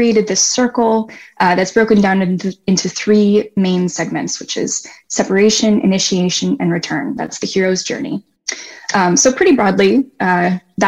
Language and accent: English; Vermont, United States; now in Arlington, United States; I grew up in Vermont